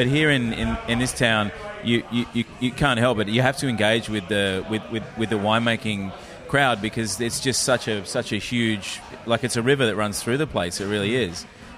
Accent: Adelaide, South Australia, Australia; also born or lived in Sydney; now in Melbourne, Australia; I was born in Adelaide

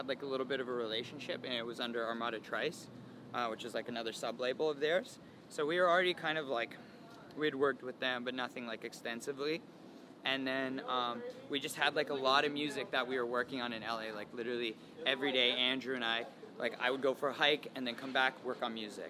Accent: London, Ontario, Canada; London, my hometown

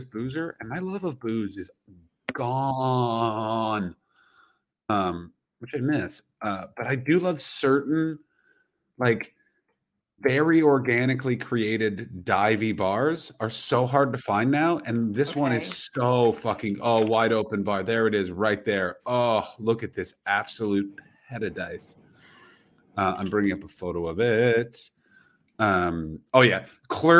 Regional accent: Toronto, Ontario, Canada; born or raised there; moved away

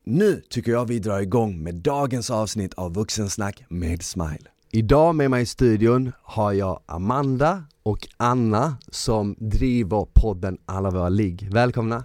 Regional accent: Malmö, Skåne, Sweden; moved away; jag är från Malmö

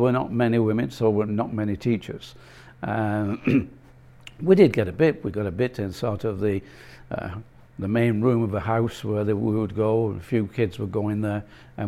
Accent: Bolton, North West England, United Kingdom; growing up in Bolton.

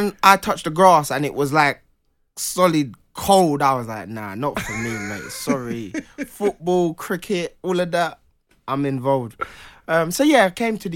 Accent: Jamaica; moved away; I was born in Jamaica

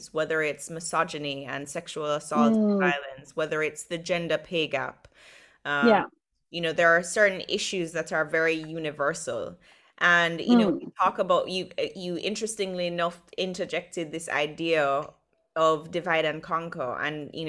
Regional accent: Jamaica; growing up in Jamaica

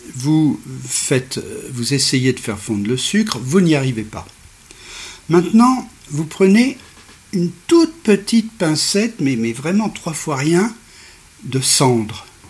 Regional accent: Bourg-Saint-Maurice, Auvergne-Rhône-Alpes, France; je suis né à Bourg-Saint-Maurice

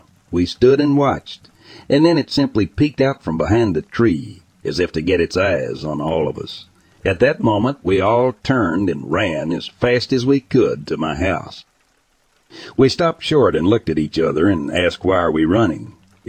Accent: California, United States; I grew up surfing in Southern California.

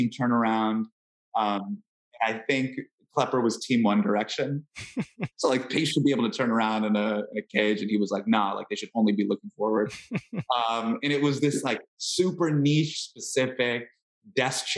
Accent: Northern California, United States; I grew up in Northern California, in the early 2000s.

